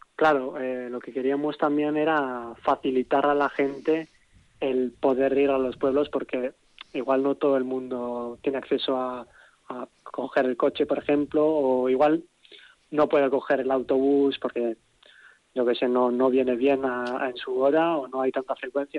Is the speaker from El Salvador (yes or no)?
no; Vitoria-Gasteiz, Basque Country, Spain; Yo soy de Vitoria